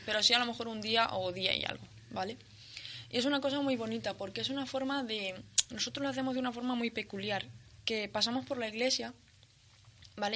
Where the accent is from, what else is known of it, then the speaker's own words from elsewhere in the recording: Spain; yo creo que no dejo de ser lo que soy española